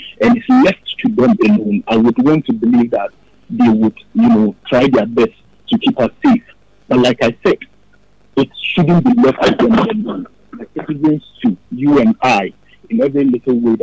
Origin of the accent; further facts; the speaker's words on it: Ghana; as a Ghanaian